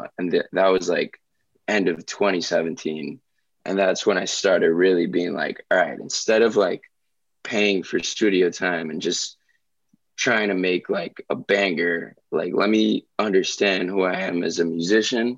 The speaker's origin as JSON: {"language": "English", "town": "Miami", "region": "Florida", "country": "United States", "tie": "born or raised there", "said": "growing up in Miami"}